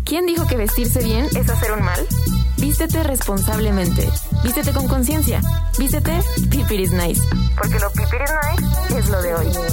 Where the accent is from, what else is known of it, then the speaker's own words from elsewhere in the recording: Mexico; como mexicanos